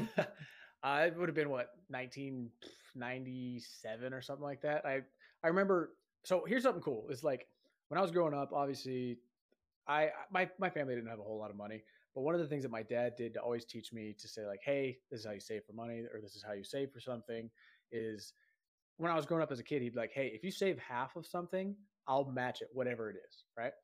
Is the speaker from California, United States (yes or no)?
yes; San Diego, California, United States; moved away as an adult; also born or lived in Hawaii; now in Utah, United States; I'm from Southern California, I'm from San Diego, I live in Utah now